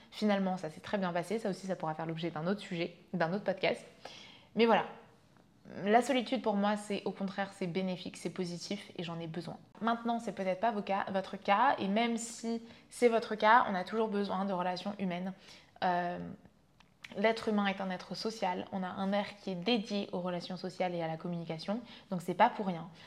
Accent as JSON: {"language": "French", "country": "Vietnam", "tie": "born or raised there", "also_born_or_lived": "France", "said": "j'ai grandi, donc je suis née en France, je suis allée vivre au Vietnam. Quand j'avais deux ans, mes parents se sont séparés."}